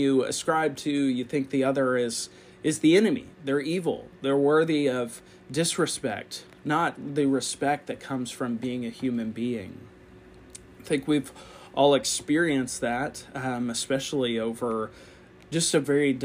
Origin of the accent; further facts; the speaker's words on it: United States; as American Christians